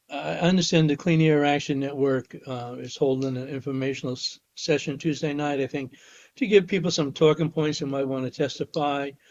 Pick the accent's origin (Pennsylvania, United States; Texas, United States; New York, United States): New York, United States; Poestenkill; as a town board member in my hometown of Post and Kill